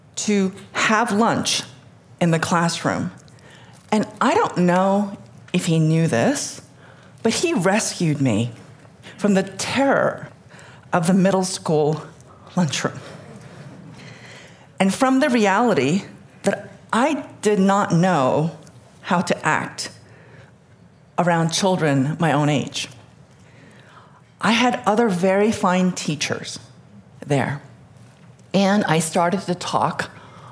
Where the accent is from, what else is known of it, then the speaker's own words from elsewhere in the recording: New York City, New York, United States; first language Korean; English is a second language; also born or lived in Seoul, South Korea; In 1976, my mother, my father, my 2 sisters, and I immigrated to the United States. And I was 7. And we moved from Seoul to New York City